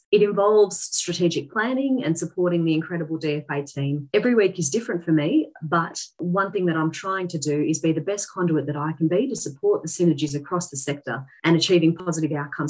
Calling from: Canberra, Australian Capital Territory, Australia; I'm dialing in from Ngunnawal Land in Canberra

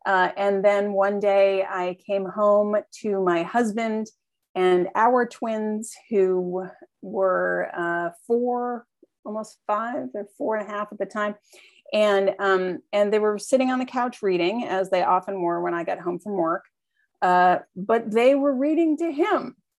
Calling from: McMinnville, Oregon, United States; I am coming to you from McMinnville, Oregon. And so I will share that we are in the heart of Oregon wine country.

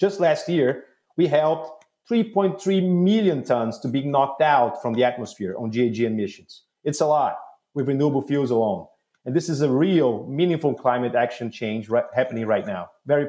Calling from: Houston, Texas, United States; We're in Houston. It's pleasant.

